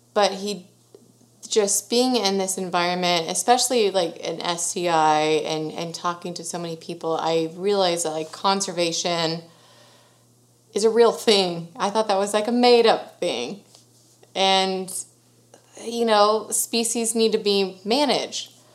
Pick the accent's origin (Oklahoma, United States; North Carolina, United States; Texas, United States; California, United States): Texas, United States; Sugar Land; born and raised in Sugar Land, Texas